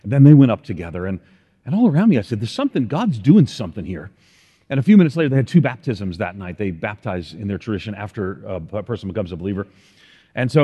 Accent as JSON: {"language": "English", "region": "outside of New York City", "country": "United States", "tie": "born or raised there", "moved": "yes", "said": "where I grew up outside of New York City, we neither yee nor do we yaw"}